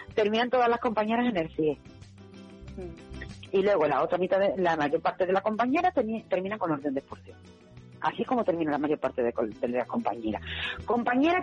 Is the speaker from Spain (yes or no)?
yes; Spain; also born or lived in Seville; yo como soy española